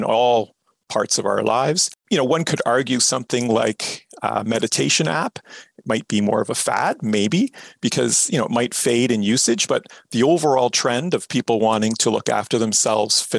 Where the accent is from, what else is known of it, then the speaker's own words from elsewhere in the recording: Canada; we're typically Canadian